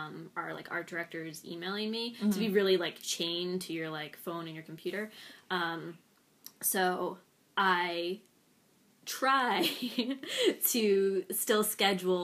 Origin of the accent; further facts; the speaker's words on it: New Jersey, United States; I grew up in South Jersey, but like, rarely really did anything in the city